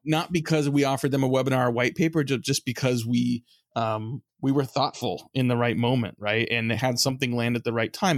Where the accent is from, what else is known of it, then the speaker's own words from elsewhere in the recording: San Francisco Bay Area, California, United States; I grew up in the San Francisco Bay Area